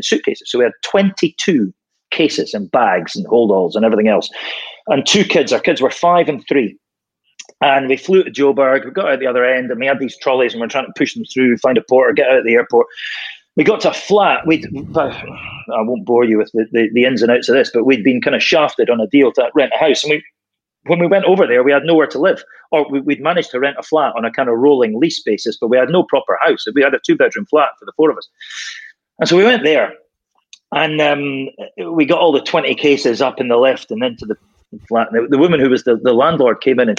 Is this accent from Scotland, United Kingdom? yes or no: yes; Scotland, United Kingdom; moved away as an adult; I came back to Scotland when my daughter hit high school age.